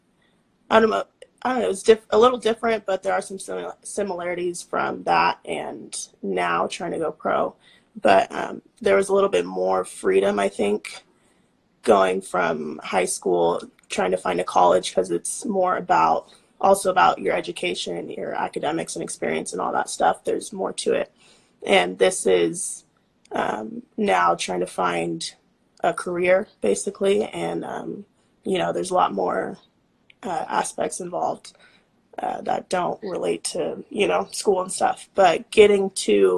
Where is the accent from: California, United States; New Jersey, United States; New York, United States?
California, United States; Bakersfield; also born or lived in San Jose, California; We're from Bakersfield, California. That's where I'm at right now